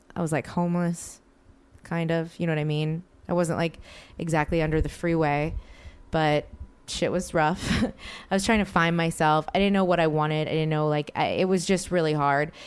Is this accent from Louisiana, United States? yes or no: yes; New Orleans, Louisiana, United States; moved away as an adult; now in Los Angeles, United States; New Orleans, my hometown